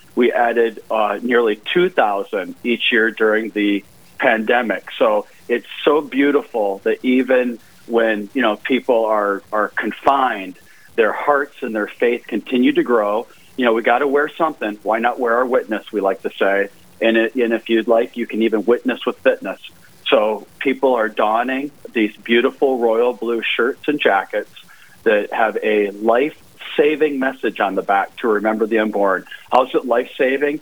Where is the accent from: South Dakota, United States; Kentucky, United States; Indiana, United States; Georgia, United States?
South Dakota, United States; Sioux Falls; moved away as an adult; I grew up in Sioux Falls